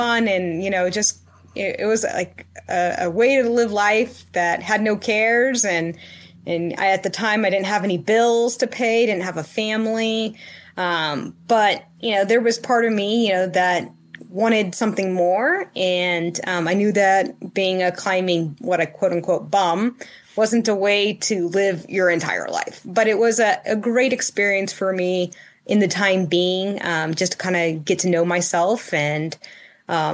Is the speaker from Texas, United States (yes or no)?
yes; a suburb of Dallas, Texas, United States; also born or lived in Fort Worth, Texas / Houston, Texas; I grew up in Texas and just a little suburb right out of Dallas